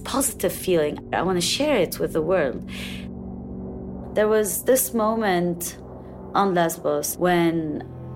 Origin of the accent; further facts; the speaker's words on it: Lebanon; moved away; I grew up during war in Lebanon